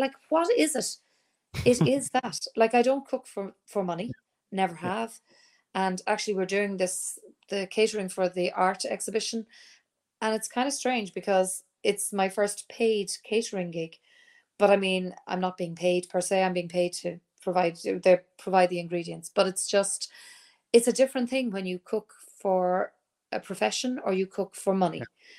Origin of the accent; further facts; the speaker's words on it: Leinster, Ireland; accent: neutral; But I'm from Kildare, which is quite close to Dublin, and I have, I suppose, a neutral accent. My parents were from the south, from Cork and Clare, and so my accent is very non specific.